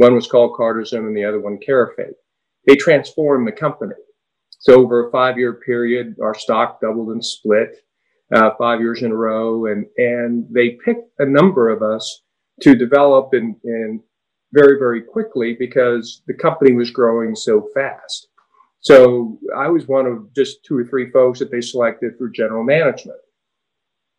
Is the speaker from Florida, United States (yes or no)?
yes; Miami, Florida, United States; also born or lived in Cuba; So I was about 8 years old, and they took us out of there and moved us to Miami. And so I actually grew up in what is now South Beach